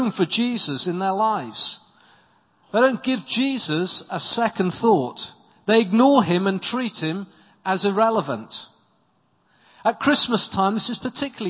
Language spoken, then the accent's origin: English; South Wales valleys, United Kingdom; now in Winchester, United Kingdom; I come from South Wales, in the South Wales valleys